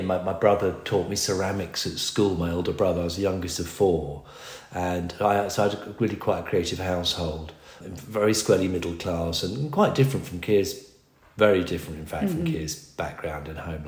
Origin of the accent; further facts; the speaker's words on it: Berkshire, South East England, United Kingdom; I grew up in Berkshire in a village